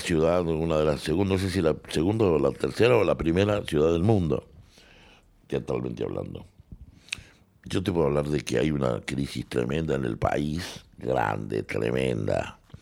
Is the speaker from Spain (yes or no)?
no; Salta, Argentina; moved away as an adult; also born or lived in Córdoba; Y ahí yo era salteño, soy salteño